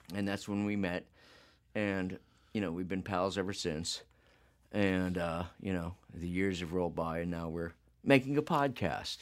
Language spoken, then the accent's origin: English; Phoenix, Arizona, United States; we wound up in Phoenix